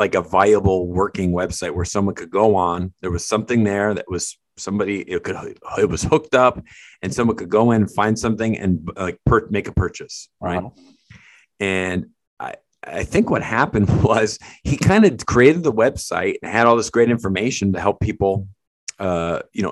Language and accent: English; Connecticut, United States; where we grew up together in Connecticut